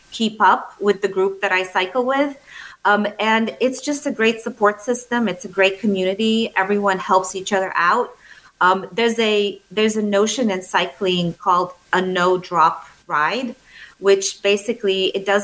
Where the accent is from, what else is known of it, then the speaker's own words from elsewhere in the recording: Bulgaria; English is a second language; I am from Europe. I grew up in a very small country. I was born in a, um, uh, Bulgaria, which at the time was a communist country.